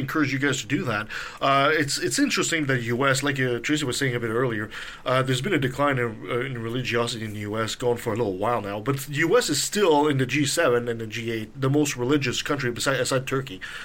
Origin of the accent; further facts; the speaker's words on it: Canada; as a Canadian